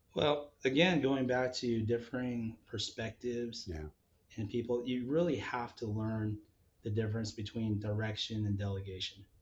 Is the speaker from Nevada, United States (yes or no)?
yes; Las Vegas, Nevada, United States; also born or lived in Palo Alto, California; now in Seattle, United States; I grew up uh, in Las Vegas